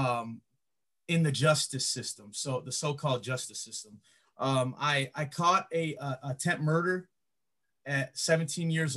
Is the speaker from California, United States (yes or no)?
no; Griffith, Indiana, United States; also born or lived in East Chicago, Indiana / Hammond, Indiana / Gary, Indiana / Chicago, Illinois; lived all over Lake County, Indiana, Hammond, Gary, East Chicago, Highland.